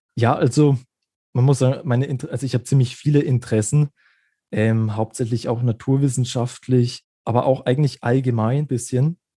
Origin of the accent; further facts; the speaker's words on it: Germany; bei uns in Deutschland